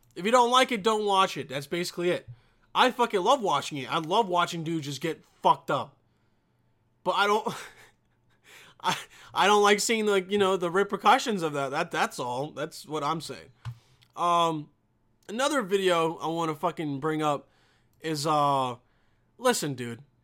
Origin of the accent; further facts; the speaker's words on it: Bosnia & Herzegovina; I'm from Bosnia